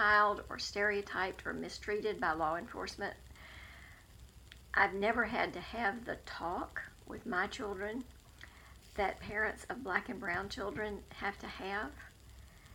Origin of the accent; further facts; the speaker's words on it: High Point, North Carolina, United States; now in Greensboro, United States; I grew up in High Point, but I have lived in Northwest Greensboro for almost 47 years